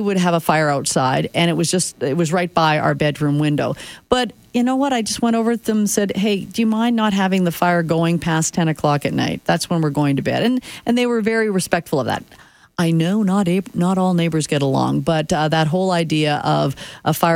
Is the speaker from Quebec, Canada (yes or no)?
no; Saskatchewan, Canada; now in Calgary, Canada; growing up in Saskatchewan, it was kind of cool to have the backyard fire going